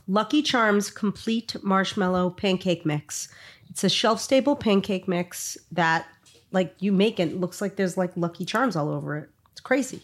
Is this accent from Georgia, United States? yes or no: no; New York City, New York, United States; moved away; I came from Brooklyn, too.